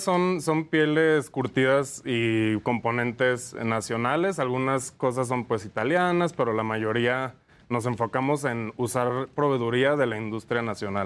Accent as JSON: {"language": "Spanish", "town": "Lagos de Moreno", "region": "Jalisco", "country": "Mexico", "moved": "yes", "lives_now": "Mexico City, Mexico", "said": "Somos de Jalisco, eh, eh, somos de Lagos de Moreno"}